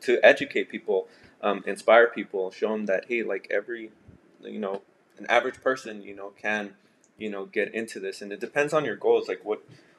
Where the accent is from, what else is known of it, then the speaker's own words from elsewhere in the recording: El Paso, Texas, United States; I grew up in El Paso